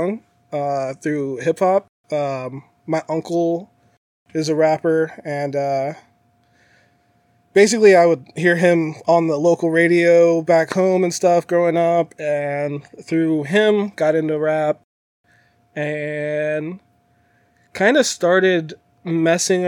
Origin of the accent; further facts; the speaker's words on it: San Diego, California, United States; moved away as an adult; also born or lived in Phoenix, Arizona; now in Las Vegas, United States; Born and raised. So first 23 years of my life were over there